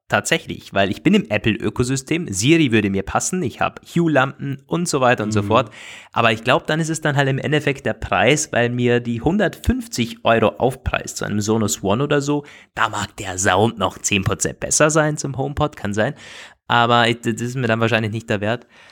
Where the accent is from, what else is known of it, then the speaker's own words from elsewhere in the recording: Austria; bei uns in Österreich